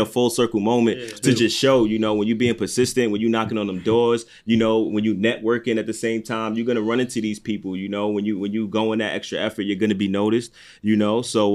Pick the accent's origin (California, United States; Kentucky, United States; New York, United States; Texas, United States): New York, United States; I'm from New York